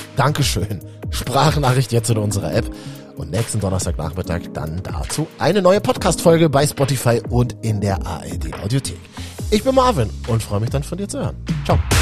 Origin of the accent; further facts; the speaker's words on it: Berlin, Germany; ich kenne es so mein halbes Leben aus Berlin, wo ich geboren bin